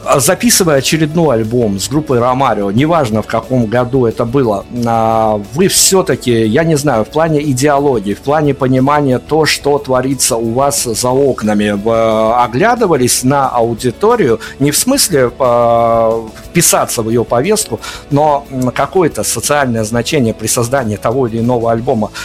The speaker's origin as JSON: {"language": "Russian", "country": "Belarus", "said": "мы, белорусы, Беларуси"}